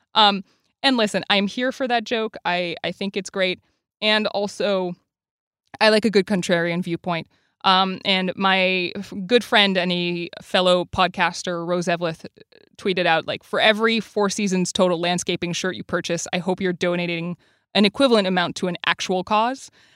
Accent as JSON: {"language": "English", "region": "Quebec", "country": "Canada", "moved": "yes", "lives_now": "United States", "said": "I'm from Quebec"}